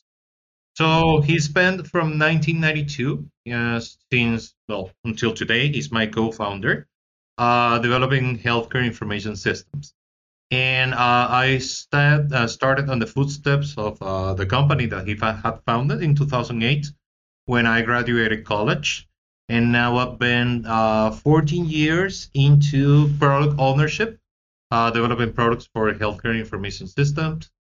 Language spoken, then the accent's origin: English; Venezuela; I am from Venezuela